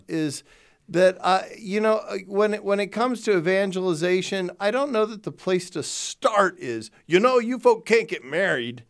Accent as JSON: {"language": "English", "region": "Texas", "country": "United States", "tie": "born or raised there", "said": "growing up in Texas"}